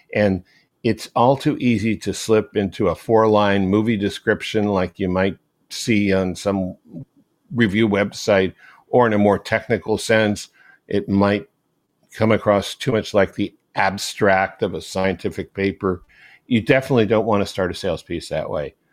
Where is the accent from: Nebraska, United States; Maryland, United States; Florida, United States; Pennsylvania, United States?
Maryland, United States; when I was growing up in Maryland